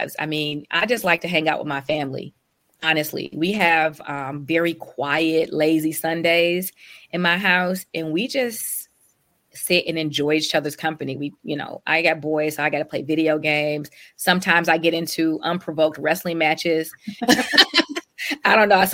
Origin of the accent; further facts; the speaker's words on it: Detroit, Michigan, United States; also born or lived in Europe; having been born and raised and grown up on the west side of Detroit